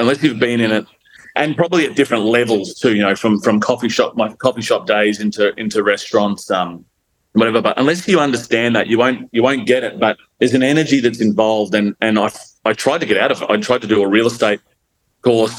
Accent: Gold Coast, Queensland, Australia; also born or lived in Melbourne, Victoria / Brisbane; now in Miami, Gold Coast, Australia; I grew up sort of on the Gold Coast, and I went to school in Burleigh Heads

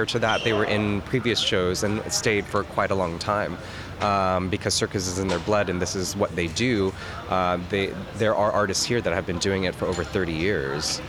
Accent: San Diego, California, United States; I'm from San Diego, California

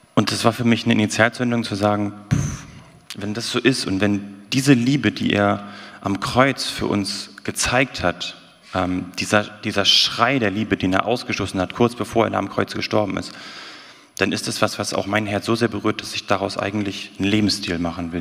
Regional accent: the North, Northern Germany, Germany; moved away; Ich bin ja aus dem Norden eigentlich.

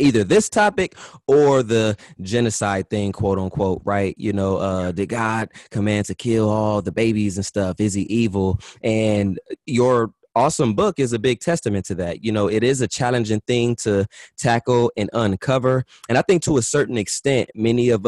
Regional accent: United States; I'm American and I'm a Black American

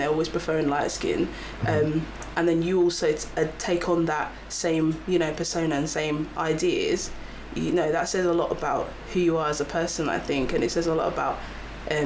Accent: Kent, South East England, United Kingdom; I grew up outside London. So I grew up in Kent

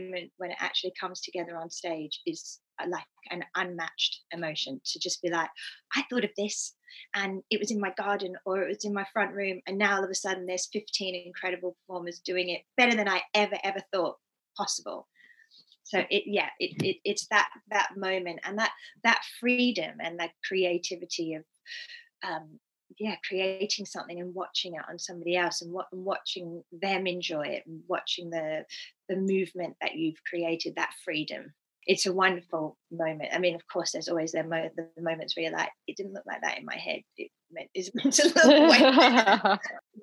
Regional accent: Australia; moved away as an adult; also born or lived in Bromley / Japan; now in London, United Kingdom; I grew up in Australia doing jazz, tap, cabaret, all the things

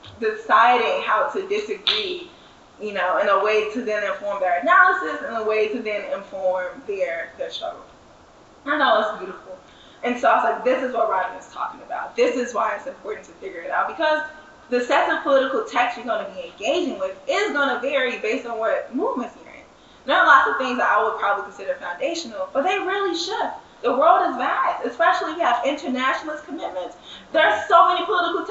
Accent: St. Louis, Missouri, United States; I'm from St. Louis

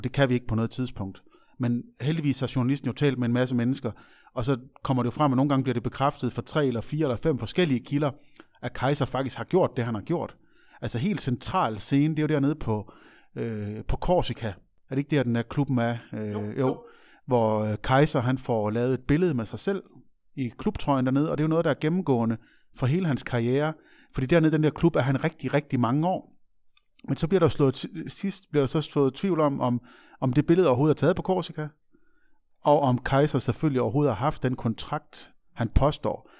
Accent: Aabenraa, Southern Denmark, Denmark; born or raised there

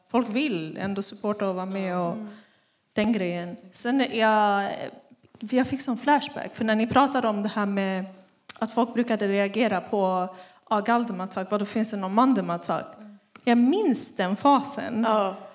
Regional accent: Stockholm, Stockholm County, Sweden; Vet de inte att jag är från Husby?

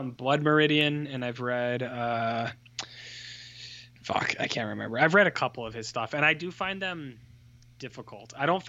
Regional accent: Canada

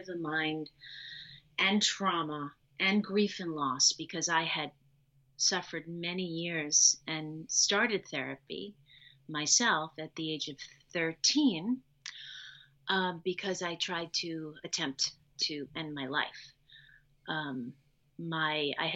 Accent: New York City, New York, United States; also born or lived in Long Island; I am originally from New York. I was born in New York City. I lived with my birth family for 15 months

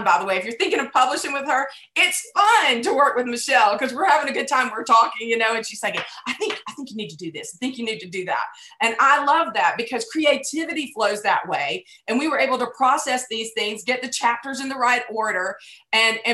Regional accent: United States; As an American Christian

